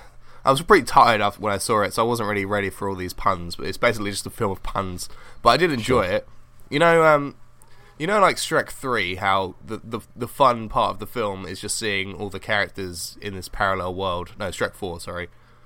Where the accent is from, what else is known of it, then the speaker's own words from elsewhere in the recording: Colchester, East of England, United Kingdom; My hometown, where I live.